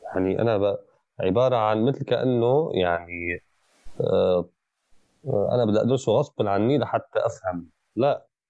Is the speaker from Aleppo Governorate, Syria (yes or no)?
yes; Aleppo, Aleppo Governorate, Syria; انا كحلبي